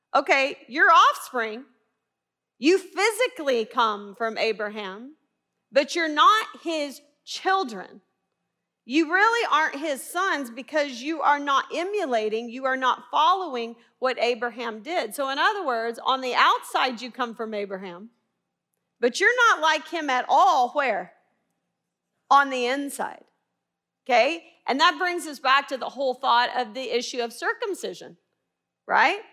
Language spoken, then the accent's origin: English; Little Rock, Arkansas, United States; accent: twang; moved away as an adult; also born or lived in Baylor University, Texas; I'm originally from Little Rock. That's why you hear the twang